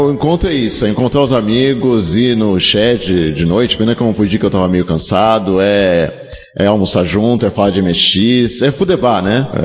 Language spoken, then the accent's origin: Portuguese; São Paulo, Brazil; mas lá em São Paulo, eu sou de São Paulo, choveu muito